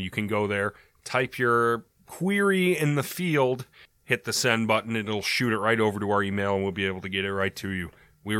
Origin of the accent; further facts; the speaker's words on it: Miami, Florida, United States; Seriously, I'm from Miami. I fear for my felines and friends. I have some pretty freaky stories for you about our local crime lore.